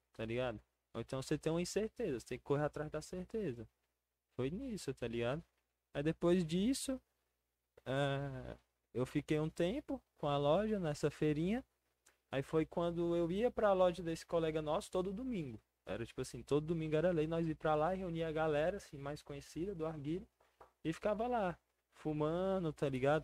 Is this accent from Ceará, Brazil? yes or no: no; Brasília, Federal District, Brazil; also born or lived in Recanto das Emas / Ceilândia; Nasci em Brasília, vivo lá até hoje